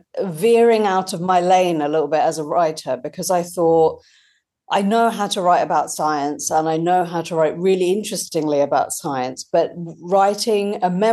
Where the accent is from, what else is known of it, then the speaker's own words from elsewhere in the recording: United Kingdom; but also motherhood as a British Indian mum who I hadn't seen my experience reflected really in the media